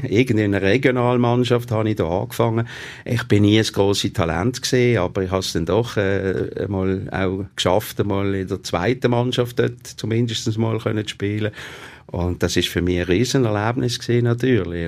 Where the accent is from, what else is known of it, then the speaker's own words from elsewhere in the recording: Basel, Basel-Stadt, Switzerland; nicht weit war von meinem Geburtsort, dem Kleinbasel.